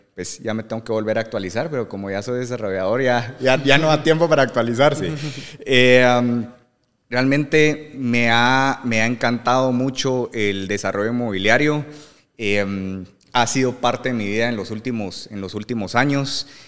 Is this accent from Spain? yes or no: no; Guatemala; soy Chapín